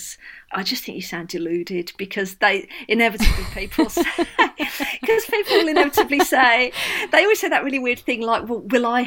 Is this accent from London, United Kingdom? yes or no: no; Birmingham, West Midlands, United Kingdom; the bit of Birmingham I grew up